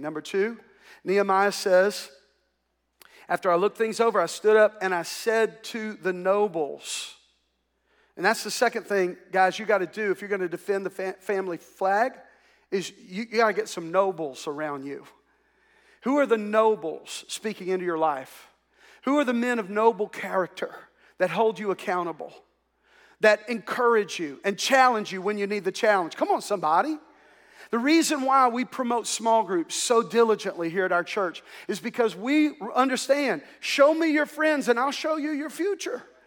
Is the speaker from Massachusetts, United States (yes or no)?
no; Ouachita Parish, Louisiana, United States; we grew up here in the South and, uh, we lived in a segregated culture. In fact, they did not desegregate the schools in Wichita Parish where I grew up